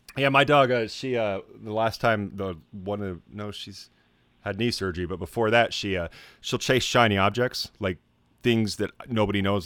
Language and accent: English; Idaho, United States; I was born in Idaho, where I wouldn't or I, wa, I was, like, spent most of my, like, col-, or, uh, co, uh, school days in Idaho.